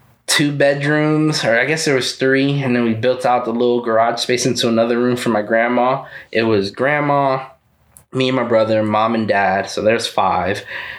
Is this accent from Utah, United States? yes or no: no; Fort Hood, Texas, United States; born there; I was born in Fort Hood in Texas when he got relocated. So I was born in Texas.